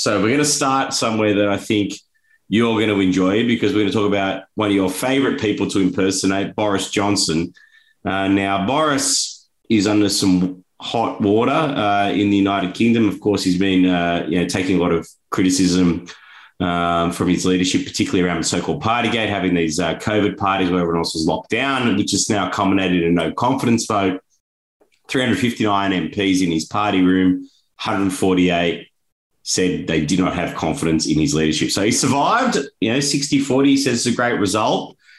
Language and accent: English; Australia; and unfortunately as an Australian, we know quite a bit about leadership challenges